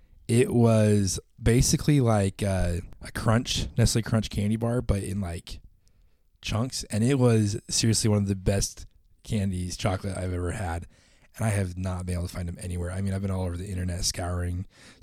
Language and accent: English; the West, United States; moved away; both of us growing up in the West